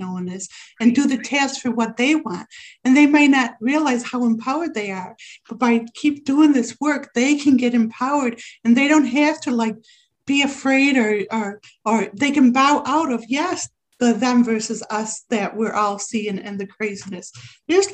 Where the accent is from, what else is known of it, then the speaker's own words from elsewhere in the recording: Rochester, New York, United States; my hometown, which I didn't find out till recently, Rochester, New York